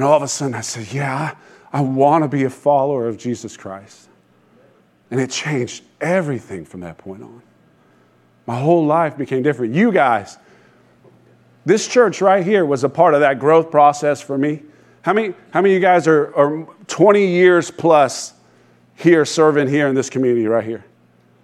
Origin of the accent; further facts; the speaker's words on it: Sanford, Florida, United States; I was raised in Sanford, graduated from Seminole High School